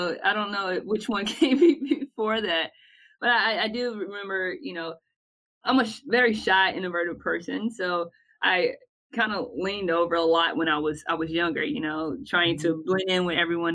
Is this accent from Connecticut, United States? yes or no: no; Bertie County, North Carolina, United States; I was raised in Bertie County.